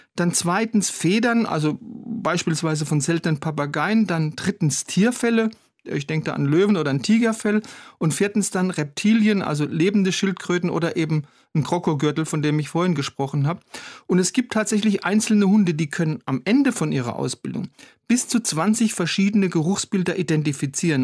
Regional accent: Germany; bei uns in Deutschland

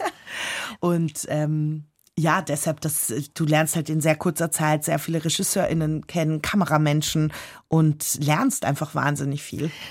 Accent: Austria; also born or lived in London; als Österreicherin

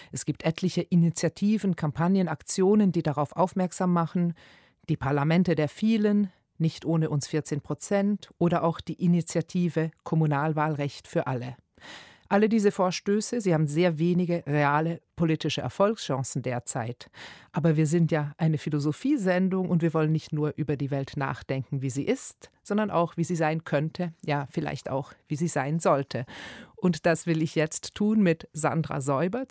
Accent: Switzerland; now in Berlin, Germany; In der Schweiz, wo ich herkomme

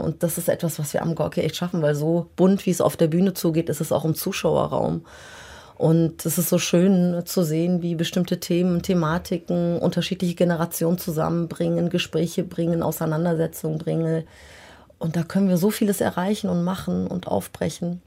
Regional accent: Germany; ich bin in Deutschland geboren und groß geworden

